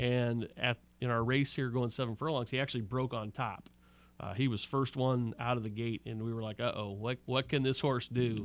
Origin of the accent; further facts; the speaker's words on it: Omaha, Nebraska, United States; moved away; I'm from Omaha, Nebraska.